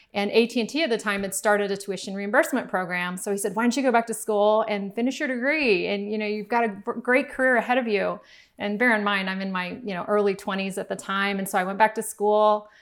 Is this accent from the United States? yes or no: yes; Miami, Florida, United States; we grew up in Miami, we didn't have a whole lot